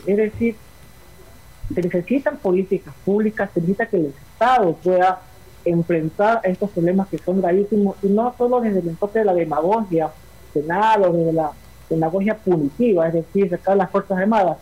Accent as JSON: {"language": "Spanish", "region": "Esmeraldas", "country": "Ecuador", "tie": "born or raised there", "said": "Esmeralda, que es mi ciudad natal"}